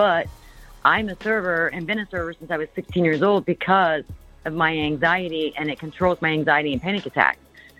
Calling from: Indiana, United States

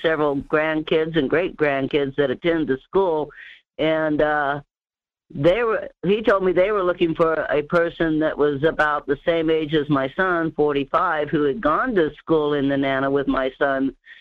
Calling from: Denali Borough, Alaska, United States; calling from the Denali, Borough area

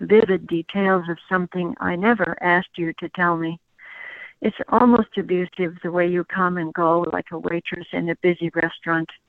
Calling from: Walnut Creek, California, United States; Uh, Walnut Creek, California.

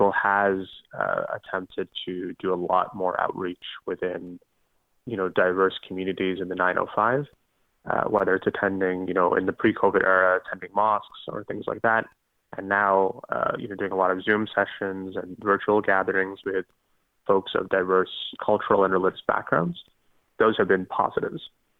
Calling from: Ottawa, Ontario, Canada; and I'm calling from Ottawa.

